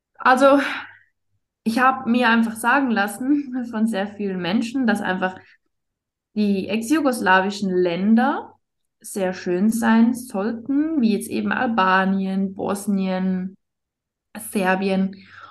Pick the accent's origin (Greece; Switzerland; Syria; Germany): Switzerland; ich bin aus der Schweiz